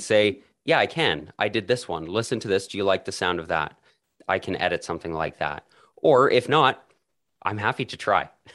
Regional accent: Calgary, Alberta, Canada; I was born and raised in Calgary, Canada

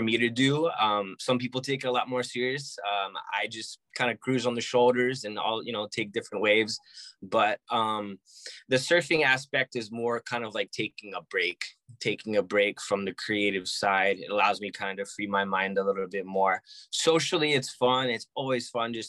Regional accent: New Jersey, United States; moved away as an adult; also born or lived in Georgia / Florida; now in Honolulu, United States; I was born and raised in New Jersey.

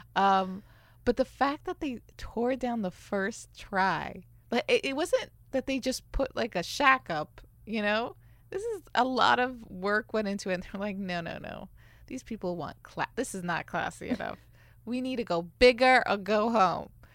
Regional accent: New York, United States; I'm from New York

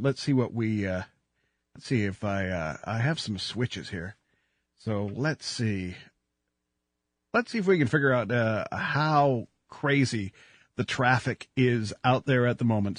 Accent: Canada; I'm just so happy to be a Canadian

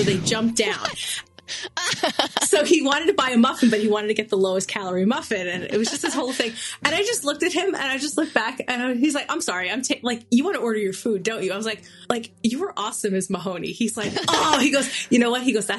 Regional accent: New York City, New York, United States; also born or lived in Australia; I am from Queens.

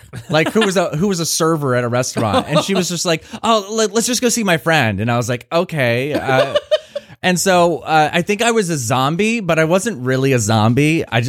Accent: Portsmouth, Virginia, United States; So I grew up in Portsmouth. So it's like for listeners who don't know, it is a predominantly black community.

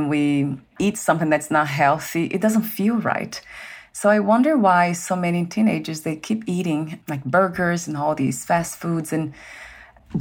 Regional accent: Brazil; moved away; I'm from Brazil, so the food's different.

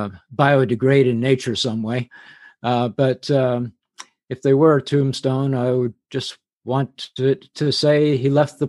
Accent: England, United Kingdom; accent: English; Plus the fact I had an English accent at the time. I grew up in England.

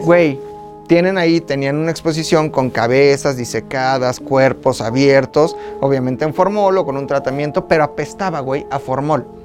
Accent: Zacazonapan, State of Mexico, Mexico; also born or lived in Metepec; En el Estado de México nací. Yo soy de Zacazonapan, donde nací.

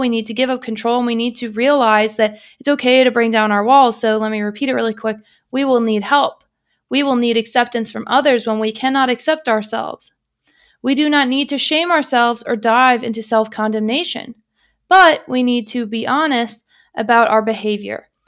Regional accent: United States; I'm American

